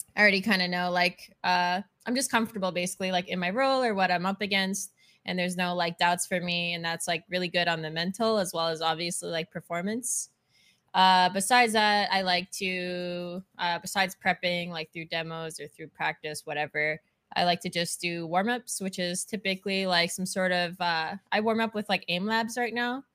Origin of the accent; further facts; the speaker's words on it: Canada; now in Texas, United States; I'm Canadian, but living in Texas